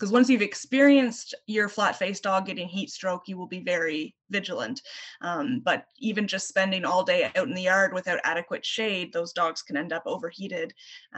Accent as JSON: {"language": "English", "town": "Ottawa", "region": "Ontario", "country": "Canada", "tie": "born or raised there", "moved": "yes", "lives_now": "St. John's, Canada", "said": "I grew up in Ottawa and we had very cold winters."}